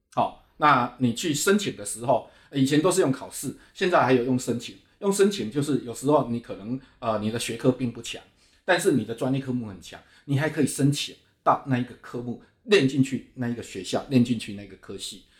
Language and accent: Chinese; Dongshi, Chiayi County, Taiwan; now in Taipei, Taiwan; 现在我是处身在家里东西海边，是一个很贫瘠的环境